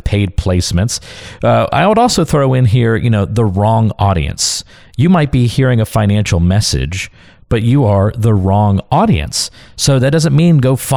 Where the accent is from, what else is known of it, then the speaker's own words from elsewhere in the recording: Carteret County, North Carolina, United States; My folks live in, and I'm from Carteret County, North Carolina. Went to high school down there